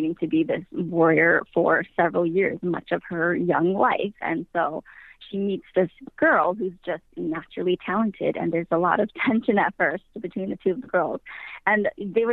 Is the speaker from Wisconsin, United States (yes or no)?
yes; Wisconsin, United States; I am from Wisconsin